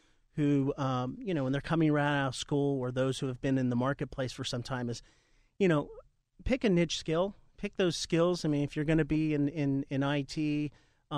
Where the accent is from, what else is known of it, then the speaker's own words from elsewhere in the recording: New Jersey, United States; accent: Jersey; it's my Jersey accent.